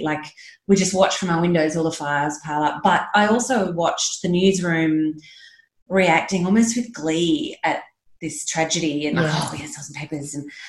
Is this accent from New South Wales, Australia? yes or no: yes; Sydney, New South Wales, Australia; also born or lived in Mudgee; I grew up in Sydney, yep. but we shared a farm with another family just out near Mudgee at Louis when I was a kid.